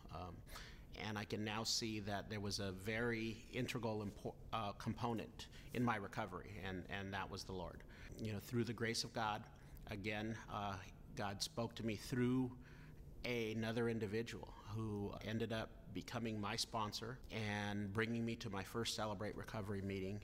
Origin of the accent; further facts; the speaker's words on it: Los Banos, California, United States; I was born in Los Banos, California.